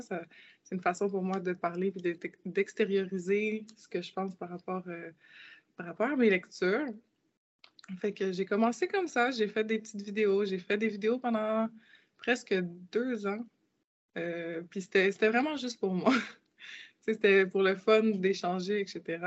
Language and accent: French; Quebec, Canada; Je suis née au Québec. Donc, j'ai grandi euh, toute ma vie ici.